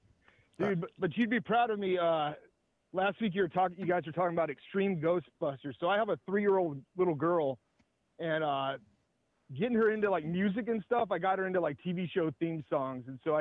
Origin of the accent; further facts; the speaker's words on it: Indiana, United States; Yeah, I grew up in Indiana there, and we had like a store called Montgomery Ward's.